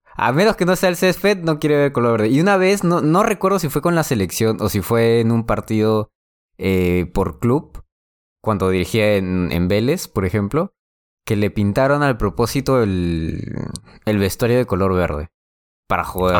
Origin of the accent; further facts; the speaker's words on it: Lima, Peru; also born or lived in La Victoria, Lima; Y de los 7 años hasta los 19 viví en, en, San Luis y de ahí ya en el distrito donde estoy. Pero sí, he nacido en la Victoria